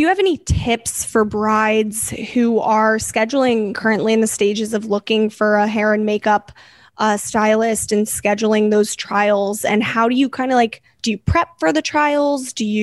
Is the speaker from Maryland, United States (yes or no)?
yes; Maryland, United States; I'm from Maryland